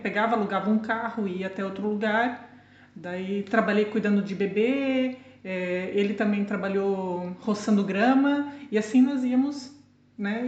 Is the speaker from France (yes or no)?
no; Blumenau, Santa Catarina, Brazil; moved away as an adult; also born or lived in Boston / Lisbon; now in Portugal; na mesma cidade, né, onde eu nasci e cresci, sim, sou de Blumenau.